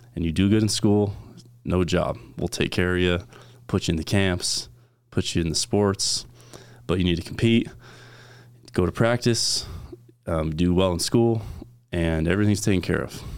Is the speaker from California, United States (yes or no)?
yes; Valley Center, California, United States; I grew up in California